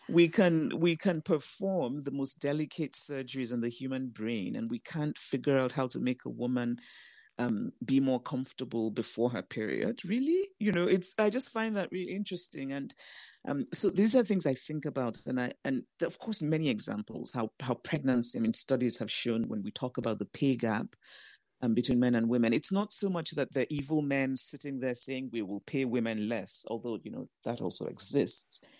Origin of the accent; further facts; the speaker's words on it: Nigeria; also born or lived in United States; I'm Nigerian, I have two homes, I live in Nigeria, I also live in the U S